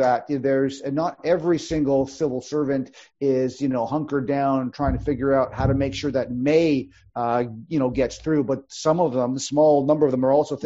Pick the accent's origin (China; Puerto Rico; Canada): Canada; Yukon; I come from the Yukon Territory.